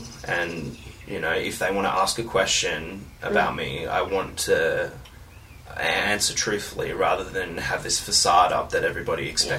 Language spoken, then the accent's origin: English; Australia; That doesn't mean I don't feel like that Australia's home. Australia is obviously home.